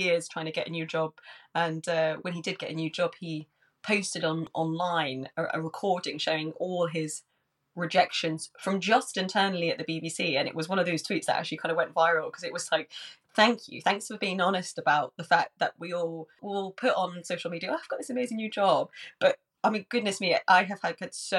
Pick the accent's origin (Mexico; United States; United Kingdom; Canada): United Kingdom; Worcestershire, West Midlands; now in London, United Kingdom; I grew up in Worcestershire